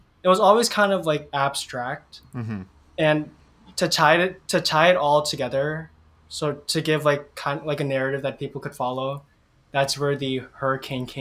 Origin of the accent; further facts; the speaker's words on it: Hawaii, United States; I was born in Hawaii. Mm-hmm. I lived here like most of my life, but I'm not Hawaiian by blood.